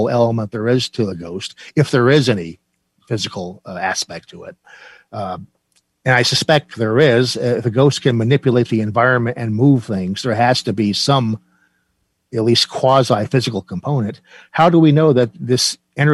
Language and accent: English; New Jersey, United States; I'm from New Jersey